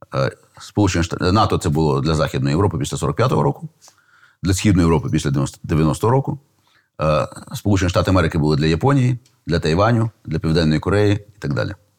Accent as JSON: {"language": "Ukrainian", "region": "Kyiv", "country": "Ukraine", "tie": "born or raised there", "said": "я, до речі, виріс в тому Києві"}